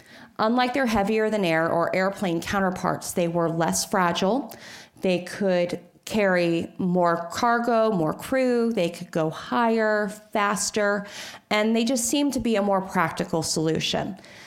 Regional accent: Norfolk, Virginia, United States; my hometown, Norfolk.

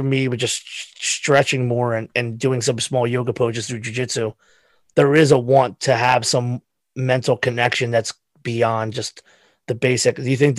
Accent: Pennsylvania, United States; So again, we're all from Pennsylvania.

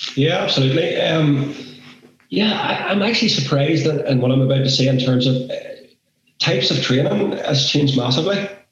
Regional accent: Northern Ireland, United Kingdom; We're referees from Northern Ireland.

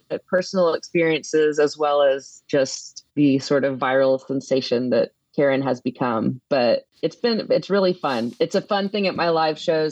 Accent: Katy, Texas, United States; moved away as an adult; also born or lived in Nashville / West Coast; I grew up in Katy, Texas, right outside of Houston

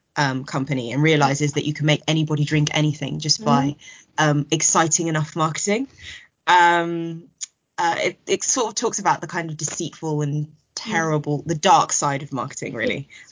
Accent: Nigeria; Jollof rice, because I am a Nigerian, and who doesn't love jollof rice?

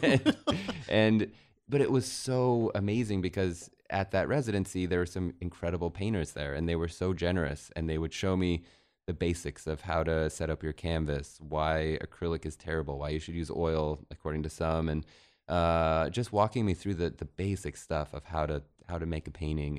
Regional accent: Central City, Colorado, United States; now in Los Angeles, United States; we had a double wide trailer in Central City, Colorado

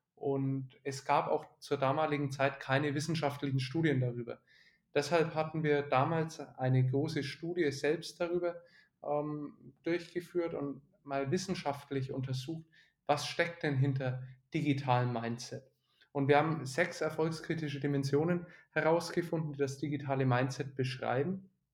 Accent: Nuremberg, Bavaria, Germany; also born or lived in Bamberg; Ich bin in Nürnberg aufgewachsen

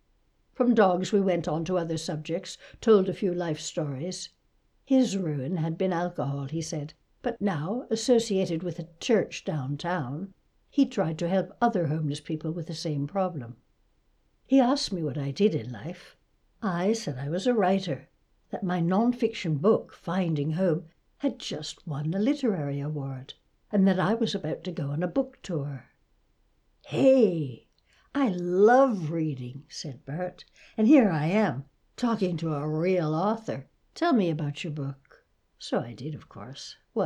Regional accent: Toronto, Ontario, Canada; moved away; I grew up in Toronto but left long ago. It's quite an experience coming back to a place you once knew.

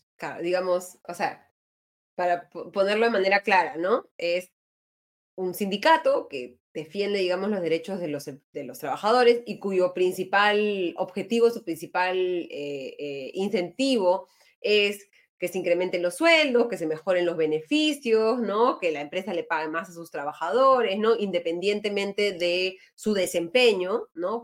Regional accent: Peru; somos todos los peruanos

